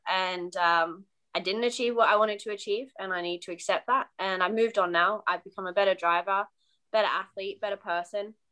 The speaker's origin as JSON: {"language": "English", "country": "Australia", "moved": "yes", "lives_now": "United Kingdom", "said": "I'm Australian racing driver uh, based in the UK"}